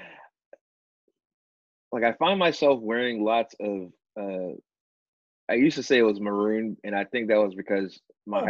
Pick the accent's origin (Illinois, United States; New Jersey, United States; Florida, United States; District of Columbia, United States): Illinois, United States; Chicago; growing up in Chicago